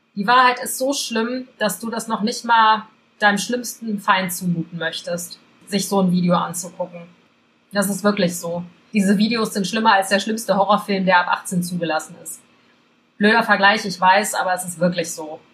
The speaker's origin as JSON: {"language": "German", "country": "Belgium", "tie": "born or raised there", "said": "ich bin in Belgien groß geworden"}